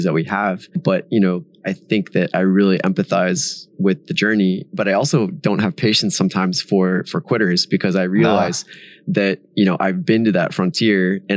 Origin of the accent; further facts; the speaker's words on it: Silicon Valley, California, United States; growing up in Silicon Valley